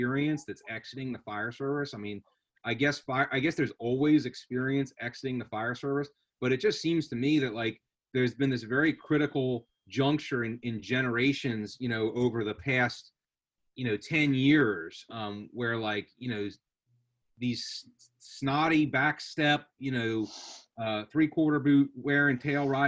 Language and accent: English; 10 minutes from Center City, Philadelphia, Pennsylvania, United States; I was 10 minutes from Center City, Philadelphia